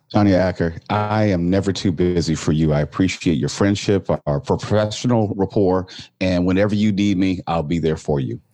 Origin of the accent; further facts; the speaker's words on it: Torrance, California, United States; growing up in the Torrance School District was one of the first African American males in the school district